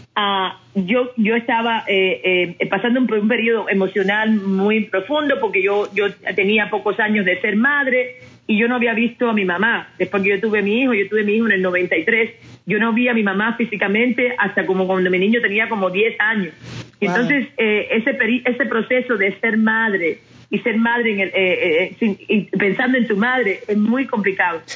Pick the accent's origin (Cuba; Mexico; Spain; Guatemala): Cuba; moved away as an adult; now in United States; crecí en, un momento en Cuba